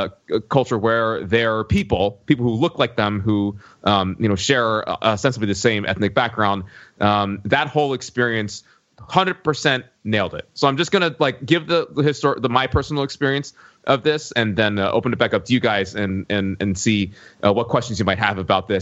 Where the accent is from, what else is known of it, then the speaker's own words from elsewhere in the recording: New York City, New York, United States; also born or lived in the South (US); I grew up, as longtime listeners of this podcast will know, in the United States of America. I was born in the South, but grew up in New York City, went to college in the Northeast